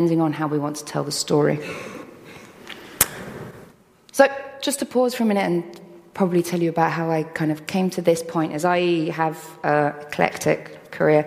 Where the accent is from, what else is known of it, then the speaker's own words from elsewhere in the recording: London, United Kingdom; I grew up in London.